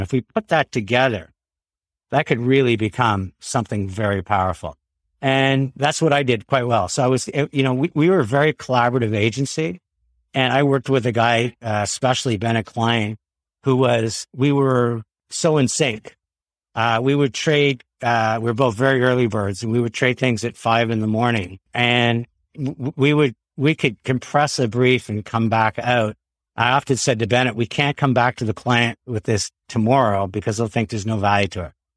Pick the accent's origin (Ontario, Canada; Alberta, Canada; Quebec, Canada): Quebec, Canada; We grew up in Quebec